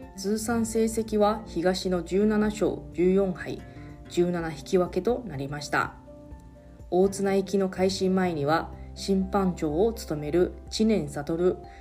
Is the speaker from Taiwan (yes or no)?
yes; Taiwan; now in Okinawa, Japan; 私の地元の台湾ではですね